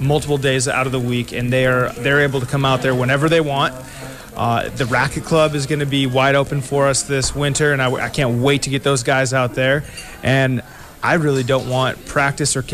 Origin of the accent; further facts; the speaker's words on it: Crown Point, Indiana, United States; I grew up in Crown Point